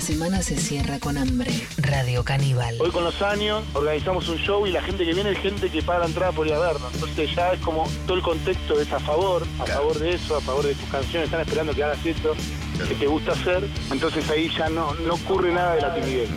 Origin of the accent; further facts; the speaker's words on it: Buenos Aires, Argentina; yo soy porteño a full